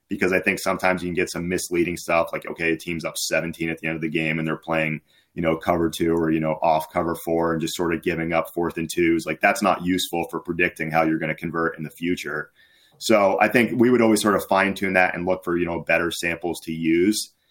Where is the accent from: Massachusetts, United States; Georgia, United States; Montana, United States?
Massachusetts, United States; I was, uh, from Massachusetts